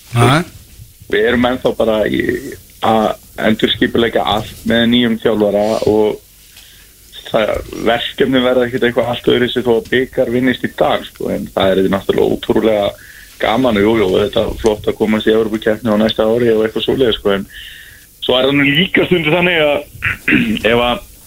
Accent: Neskaupstaður, Eastern Region, Iceland; ég er náttúrulega frá Neskjöpstað

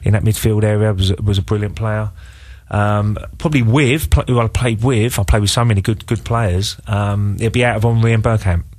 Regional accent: England, United Kingdom; we're English

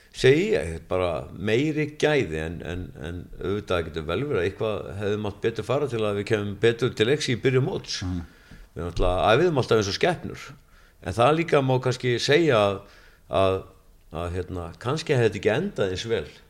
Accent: Akranes, Western Region, Iceland; það er minn heimabær

